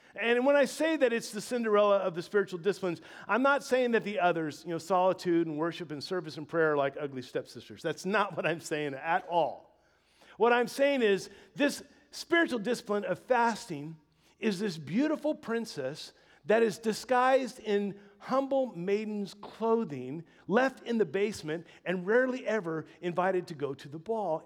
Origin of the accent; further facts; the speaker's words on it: Louisiana, United States; moved away; I was born in the Dirty South, born and raised in Louisiana